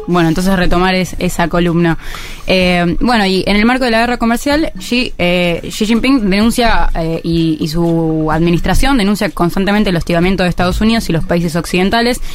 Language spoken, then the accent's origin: Spanish; Argentina; nosotros como Argentina